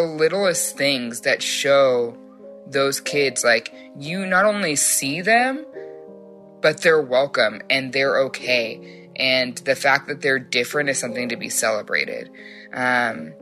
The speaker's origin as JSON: {"language": "English", "town": "Frisco", "region": "Texas", "country": "United States", "said": "I'm from Frisco, Texas"}